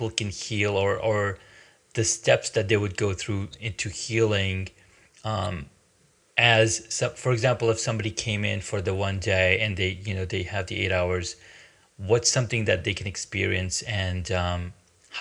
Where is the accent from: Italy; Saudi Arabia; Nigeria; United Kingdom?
Saudi Arabia; also born or lived in Pakistan; I grew up in Saudi, in Pakistan. I was born in Pakistan. I was there for probably till age 6 or 5 or 6, and then we moved to Saudi Arabia